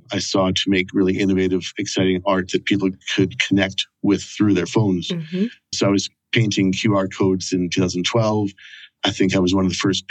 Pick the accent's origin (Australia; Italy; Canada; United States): Canada; moved away as an adult; now in Edinburgh, United Kingdom; I'm originally from Canada, but after a few years of backpacking around the world, I ended up in Scotland in 1999 and decided to stay.